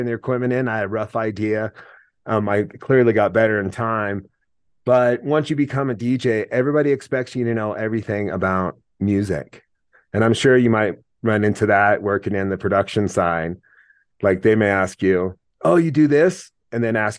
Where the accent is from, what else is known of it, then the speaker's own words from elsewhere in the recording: Mount Hood, Oregon, United States; moved away; also born or lived in Wyoming; I grew up skiing on Mount Hood, moved to Wyoming